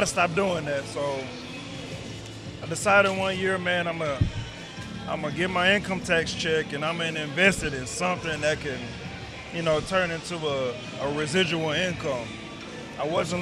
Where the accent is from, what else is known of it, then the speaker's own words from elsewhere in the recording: Arlington, Texas, United States; also born or lived in Irving, Texas; I'm from Arlington, Texas. Actually born in Irvin, but actually, you know, raised in Arlington